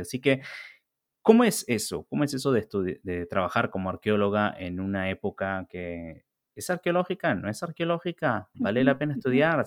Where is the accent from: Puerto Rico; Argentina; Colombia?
Argentina; born or raised there; moved away